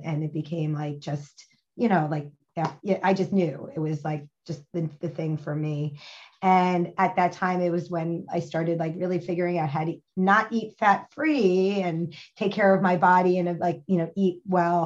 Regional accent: New Jersey, United States; moved away; also born or lived in Miami / Boston / Brooklyn; I'm from New Jersey

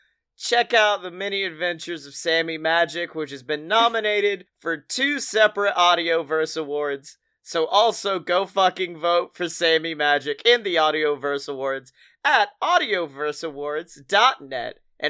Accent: California, United States; I'm from California

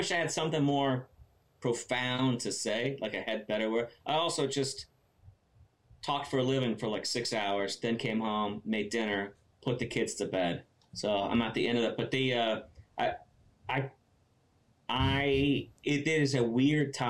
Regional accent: United States; I'm an American

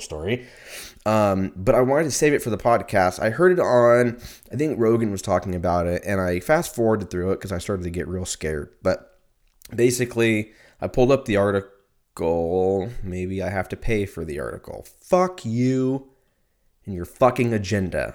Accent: United States; I'm a, I'm American

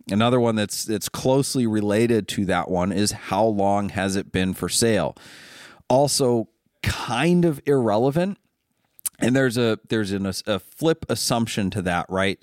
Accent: Ohio, United States; also born or lived in Maine; I'm from Ohio

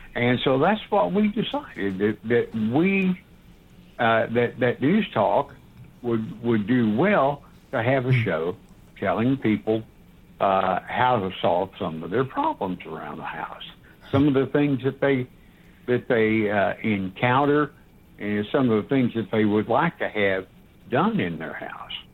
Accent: Knoxville, Tennessee, United States; also born or lived in Atlanta; I'm a Knoxville guy

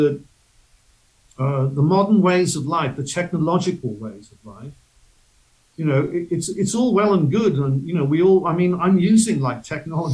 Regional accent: Wales, United Kingdom; moved away; I'm from the UK, I'm from Britain, I'm from Wales originally

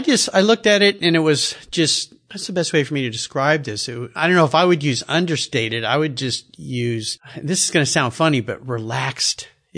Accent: California, United States; That's how I grew up in Southern California and I surfed.

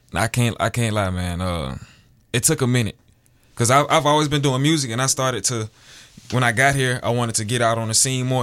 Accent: Alabama, United States; moved away as an adult; now in Seattle, United States; born and raised, I'm from Alabama

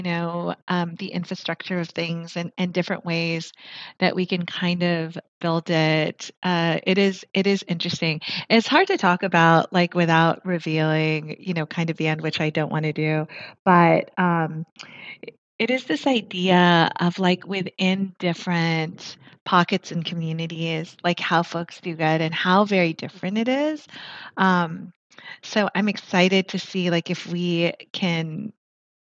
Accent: Philippines; I'm Filipina

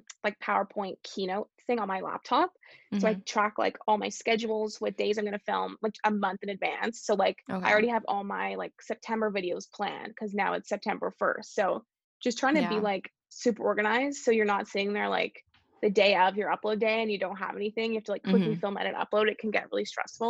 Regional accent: Canada; I'm so lucky to have been born here.

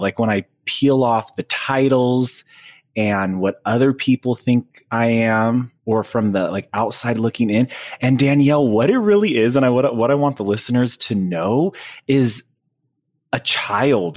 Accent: Fresno, California, United States; also born or lived in Madera, California; in, um, Northern California, in, in Fresno a, and Madera

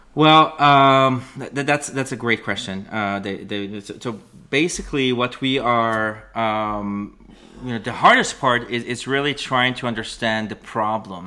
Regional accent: Israel; moved away as an adult; now in Canada; I was born and raised in Israel, and that's, uh, I now, I live in Canada

